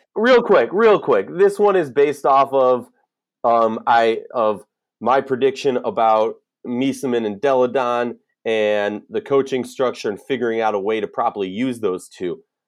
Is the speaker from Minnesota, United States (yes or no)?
yes; Minneapolis, Minnesota, United States; as someone who was born and raised in Minneapolis